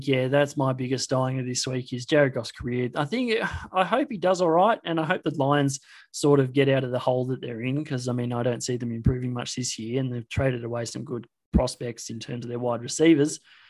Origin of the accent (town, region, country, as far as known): Australia